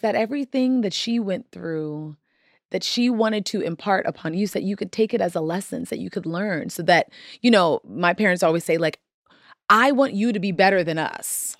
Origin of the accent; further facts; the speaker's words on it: Washington, District of Columbia, United States; I'm from the Washington, D C area, so Howard was never far away from home.